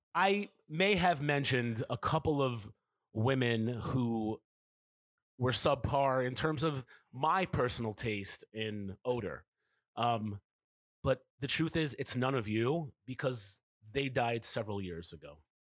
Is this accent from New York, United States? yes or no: yes; New York City, New York, United States; Kevin and I grew up in New York City